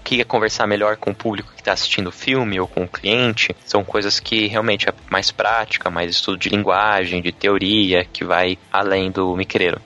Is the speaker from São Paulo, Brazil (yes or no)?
yes; São Paulo, Brazil; now in Curitiba, Brazil; eu sou de São Paulo, na verdade, mas moro aqui já faz um tempo.